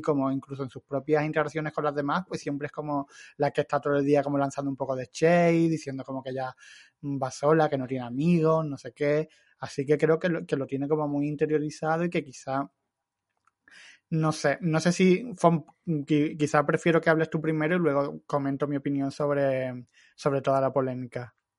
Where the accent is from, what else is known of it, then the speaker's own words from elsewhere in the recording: Andalusia, Spain; son, son de mi tierra